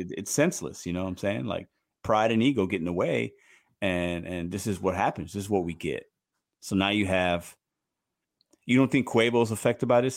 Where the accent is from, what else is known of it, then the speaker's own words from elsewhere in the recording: Chicago, Illinois, United States; growing up in Chicago